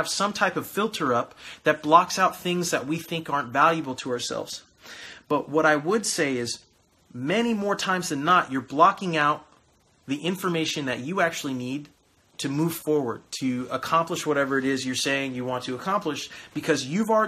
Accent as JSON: {"language": "English", "region": "California", "country": "United States", "moved": "yes", "said": "I am from California originally"}